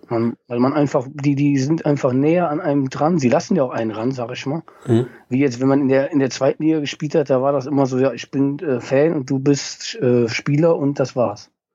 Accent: Oberbergischer Kreis, North Rhine-Westphalia, Germany; Ich ähm, komme aus Nordrhein-Westfalen, genau genommen aus dem Oberbergischen Kreis

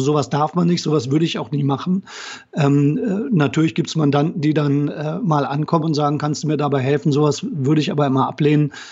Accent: Braunschweig, Lower Saxony, Germany; moved away as an adult; also born or lived in Bremen / Kiel; now in Koblenz, Germany; ich komme aus Braunschweig, äh, bin in Braunschweig groß geworden

